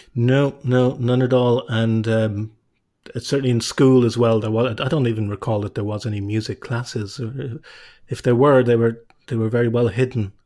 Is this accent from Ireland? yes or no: yes; Cobh, Munster, Ireland; also born or lived in England / Cork / Galway; as a child, you know, growing up in Cove